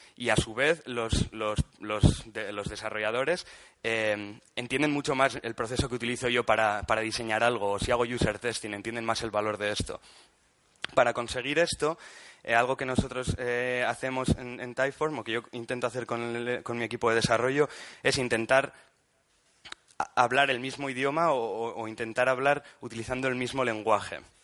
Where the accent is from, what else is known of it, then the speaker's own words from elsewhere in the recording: Pamplona, Navarre, Spain; now in Barcelona, Spain; soy de Pamplona, pero vengo de Barcelona. Eh, en Barcelona trabajo